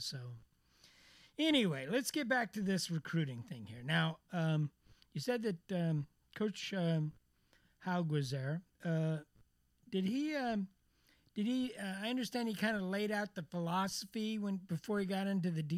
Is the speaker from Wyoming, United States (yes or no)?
yes; Wyoming, United States; I grew up in Wyoming